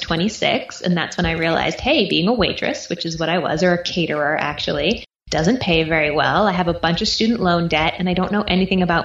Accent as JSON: {"language": "English", "region": "East Coast", "country": "United States", "tie": "born or raised there", "moved": "yes", "lives_now": "Austin, United States", "said": "I grew up on the East Coast. I now live in Austin, Texas"}